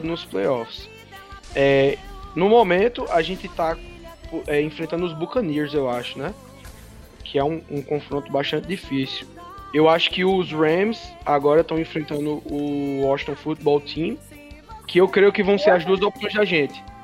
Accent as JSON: {"language": "Portuguese", "town": "Campina Grande", "region": "Paraíba", "country": "Brazil", "said": "Eu sou de Campina Grande, é, aqui na Paraíba"}